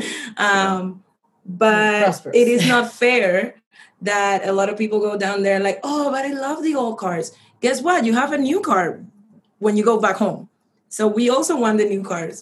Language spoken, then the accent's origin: English; Cuba; we're kind of like cubans